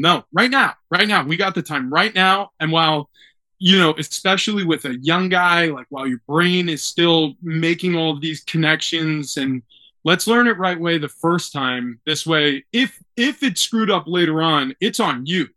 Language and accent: English; New York, United States; now in San Diego, United States; I grew up in New York. My father was a New York Knicks fan.